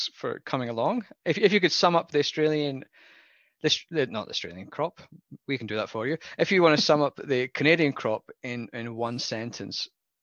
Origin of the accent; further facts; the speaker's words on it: Scotland, United Kingdom; moved away as an adult; now in Australia; I come from Scotland, where we don't have hot weather at all